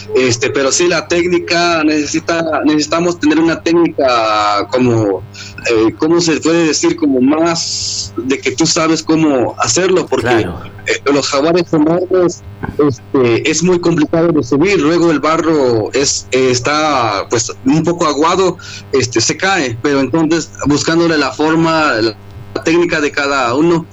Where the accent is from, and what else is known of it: Amatenango del Valle, Chiapas, Mexico